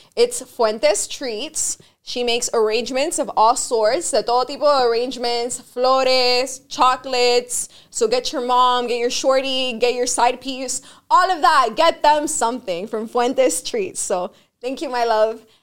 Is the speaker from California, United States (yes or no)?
no; Miami, Florida, United States; I grew up here in Miami